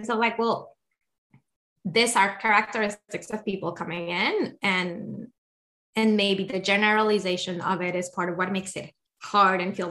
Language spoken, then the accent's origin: English; Colombia; I'm from Colombia